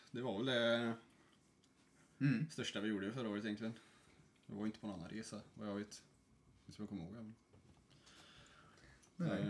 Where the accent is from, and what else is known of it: Sweden; moved away as an adult; now in Norway